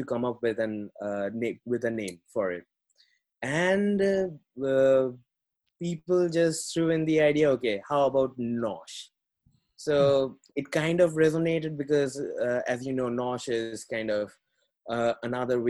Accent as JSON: {"language": "English", "country": "India", "tie": "born or raised there", "moved": "as an adult", "said": "I was born in India and I was brought, like, born and brought up in a very humble family."}